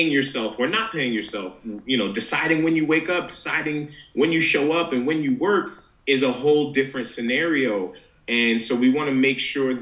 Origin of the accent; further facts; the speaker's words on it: New York City, New York, United States; First generation Nigerian, born in Queens, New York.